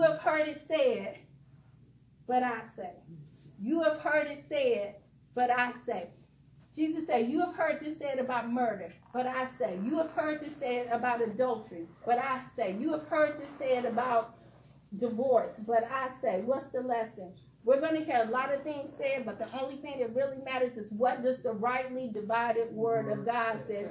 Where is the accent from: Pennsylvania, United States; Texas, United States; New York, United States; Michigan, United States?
Michigan, United States; Detroit; I'm from Detroit. I tell people, don't let these degrees fool you. Don't let this little law license fool you. This girl grew up in Detroit on the east side in the ghetto.